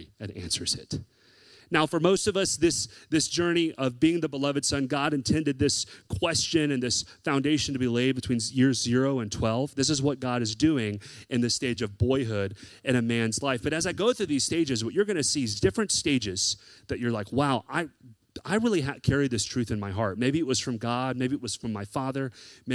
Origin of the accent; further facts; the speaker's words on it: the South, United States; I grew up in the South